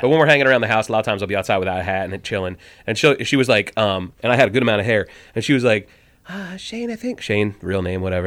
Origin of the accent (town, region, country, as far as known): Burlington, Vermont, United States; born or raised there; also born or lived in New Jersey